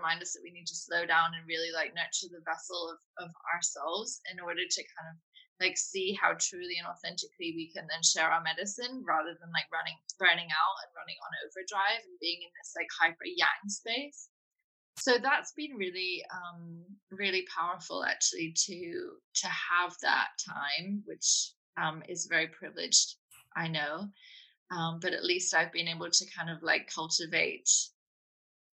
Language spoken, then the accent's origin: English; United Kingdom; now in London, United Kingdom; I'm in London at the moment. I am British